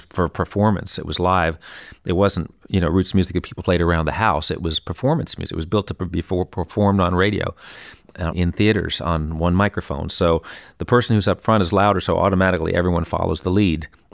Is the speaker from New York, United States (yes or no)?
yes; New York City, New York, United States; I grew up here in New York City and, uh, on hundredth Street, West End